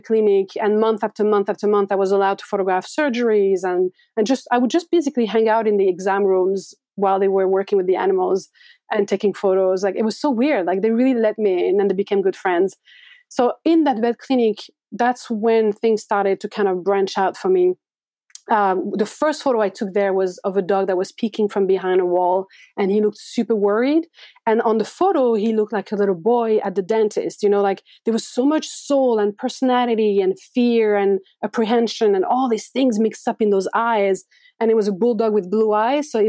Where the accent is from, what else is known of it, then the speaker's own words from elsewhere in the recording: France; moved away as an adult; now in New York, United States; growing up in France